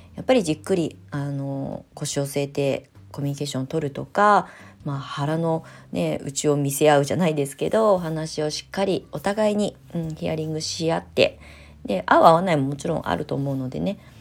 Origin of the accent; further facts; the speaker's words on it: Kasama, Ibaraki, Japan; 私もね茨城県笠間市で育ってきたのに